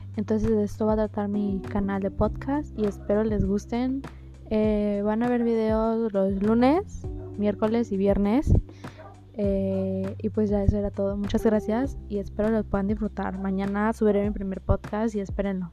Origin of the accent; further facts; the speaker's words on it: Villahermosa, Tabasco, Mexico; soy de Villahermosa, Tabasco.